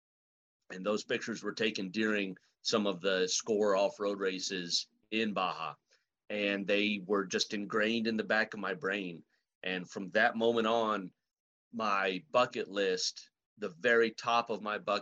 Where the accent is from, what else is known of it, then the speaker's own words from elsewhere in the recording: Los Fresnos, Texas, United States; also born or lived in Brownsville, Texas; I grew up in deep South Texas, down by South Padre Island. I was born in Brownsville, and I was raised in a small town called Los Fresnos.